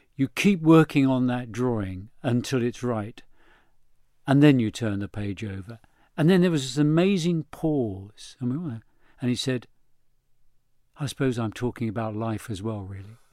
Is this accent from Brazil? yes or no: no; London, United Kingdom; my parents were Irish and they met here in London